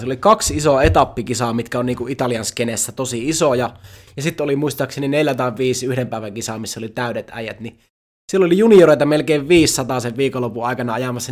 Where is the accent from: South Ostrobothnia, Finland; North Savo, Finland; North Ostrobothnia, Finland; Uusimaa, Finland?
North Savo, Finland; Iisalmi; mä oon Iisalmesta kotoisin